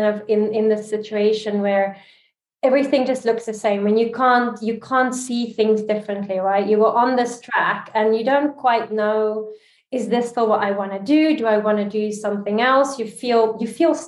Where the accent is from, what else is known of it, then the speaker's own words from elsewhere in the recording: South Africa; also born or lived in Dubai, United Arab Emirates / Barcelona, Spain / Geneva, Switzerland; now in Canary Islands, Spain; I'm South African